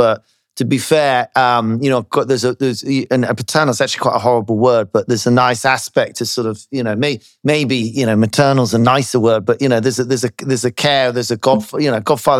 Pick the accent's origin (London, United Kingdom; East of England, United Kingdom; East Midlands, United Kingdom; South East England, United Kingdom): South East England, United Kingdom; Slough; Slough is my hometown, you know. ever since they changed our area code to Slough, my mum almost died. We lived just outside Slough.